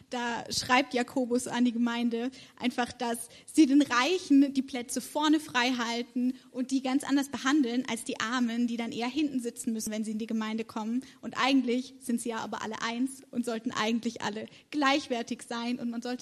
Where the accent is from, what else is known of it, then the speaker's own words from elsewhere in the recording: Karlsruhe, Baden-Württemberg, Germany; now in Marburg, Germany; Ich komme ursprünglich aus Karlsruhe und studiere in Marburg soziale Arbeit und praktische Theologie